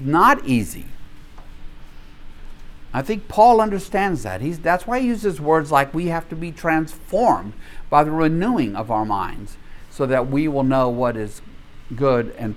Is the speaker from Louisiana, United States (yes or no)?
yes; Minden, Louisiana, United States; I'm from Minden, Louisiana